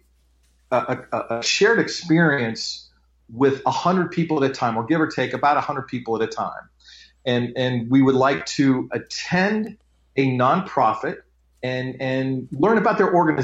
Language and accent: English; Nebraska, United States; now in Phoenix, United States; I grew up in Nebraska